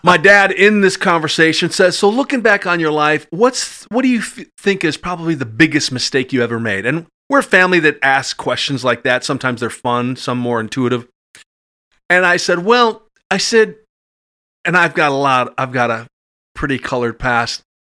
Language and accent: English; Madison, Wisconsin, United States; I grew up in Madison from about the age of three and a half. Uh, went to Sherman uh, Middle School and grade school, and went to Madison East.